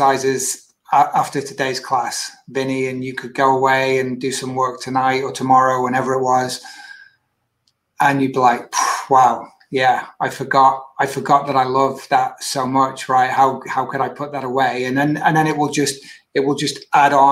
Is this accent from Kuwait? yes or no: no; Manchester, North West England, United Kingdom; I was born and raised in UK, northwest of the UK, born in Manchester, and went to school not too far from Manchester, about 40, 50 miles away